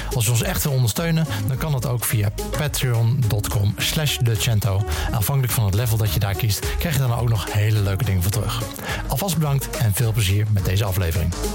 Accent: Netherlands; als Hollanders

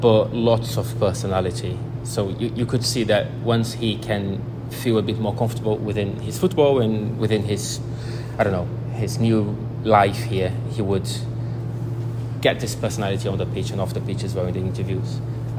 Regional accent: Rio de Janeiro, Brazil; moved away as an adult; now in Manchester, United Kingdom; I'm from Rio

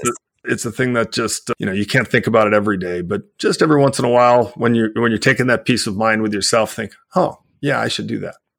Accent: United States; I live in the United States, I'm an American

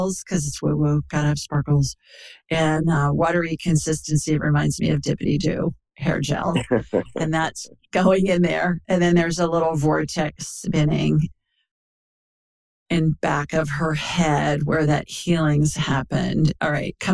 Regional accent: Worthington, Ohio, United States; moved away; I grew up in Worthington Hills, you know, right down Olentangy River Road

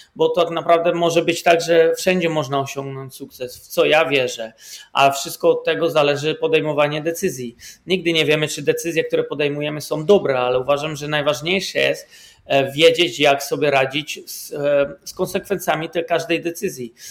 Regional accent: Poland; moved away as an adult; now in Netherlands; pochodzę z Polski. 20 lat temu, ponad 20 lat temu wyjechałem z Polski i mieszkam w Holandii.

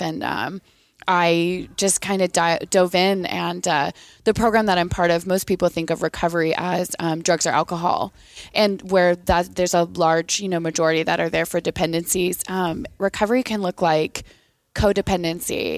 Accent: Eatonville, Washington, United States; I'm from Washington State. I'm from a super small town at the ba-, basement of Mount Rainier called Eatonville

